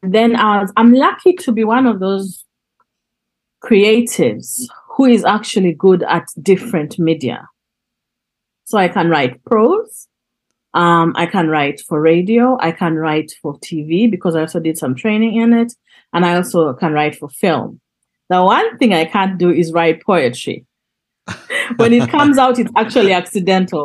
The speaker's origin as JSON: {"language": "English", "region": "Northern Uganda", "country": "Uganda", "also_born_or_lived": "Kampala", "moved": "yes", "said": "I'm from Northern Uganda. And I was exiled within my country because we couldn't travel up north because of the war"}